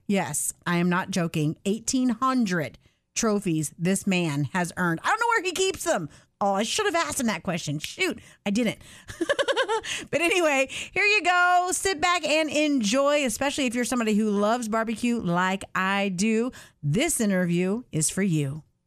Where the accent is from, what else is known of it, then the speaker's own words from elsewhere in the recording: the South, United States; I was born and raised in the South